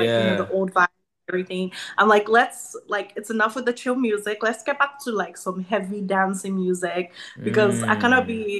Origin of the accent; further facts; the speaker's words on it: Nigeria; now in United States; My dad is American, my mom is Nigerian, and my dad has lived in Nigeria for 30 plus years. So I was born and raised there